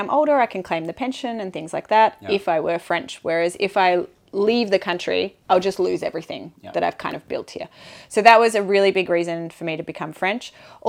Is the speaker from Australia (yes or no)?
yes; Australia; now in France; And I would never describe myself, even though my mum's Scottish, I would never describe myself as half Australian, half Scottish.